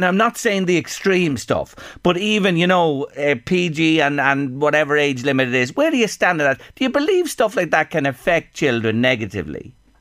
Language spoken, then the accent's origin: English; Ireland; as Irish people